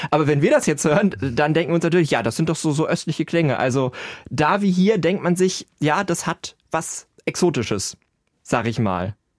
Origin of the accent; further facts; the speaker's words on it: Hanover, Lower Saxony, Germany; am Music College in Hannover. Das ist ja auch meine Heimatstadt